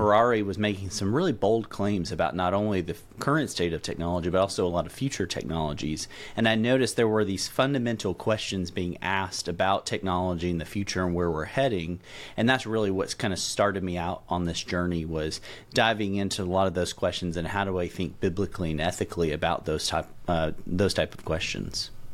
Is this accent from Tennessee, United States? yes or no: yes; middle Tennessee, United States; moved away as an adult; now in Louisville, United States; I'm a native Tennessean, so I grew up in Tennessee, uh, middle Tennessee specifically